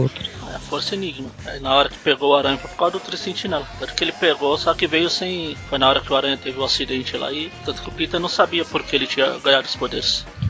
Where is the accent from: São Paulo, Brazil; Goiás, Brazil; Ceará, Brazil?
Ceará, Brazil; eu também sou cearense